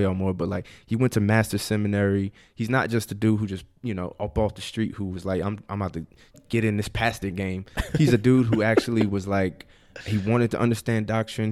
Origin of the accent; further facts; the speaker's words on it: New Jersey, United States; now in DMV area, United States; I'm from Jersey